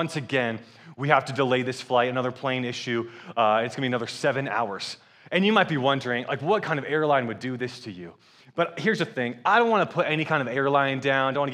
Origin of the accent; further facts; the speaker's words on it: Atlanta, Georgia, United States; also born or lived in Michigan; I'm from Atlanta, Georgia, and I am married